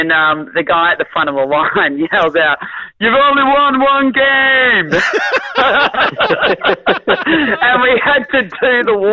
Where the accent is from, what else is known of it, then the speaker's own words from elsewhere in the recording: Bonbeach, Victoria, Australia; moved away as an adult; I grew up in Bond Beach, which no one's ever heard of ever, but it's actually the best part of Melbourne